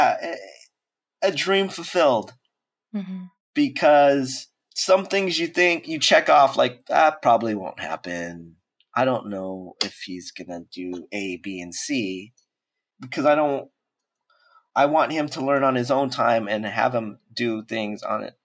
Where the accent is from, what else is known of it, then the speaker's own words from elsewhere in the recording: San Diego, California, United States; moved away as an adult; now in Oakland, United States; I originally born and raised in San Diego, but since I work at Pixar, I live in Oakland now